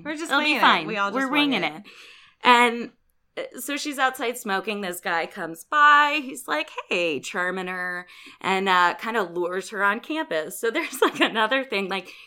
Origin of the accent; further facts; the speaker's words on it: St. Louis, Missouri, United States; So I'm from St. Louis. I grew up here